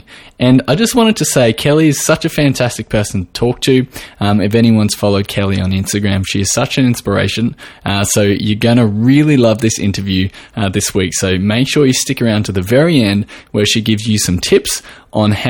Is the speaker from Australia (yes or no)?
yes; Australia